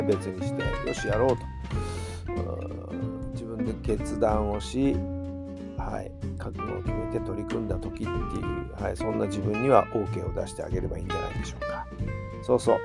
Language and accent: Japanese; Saitama, Japan; 地元埼玉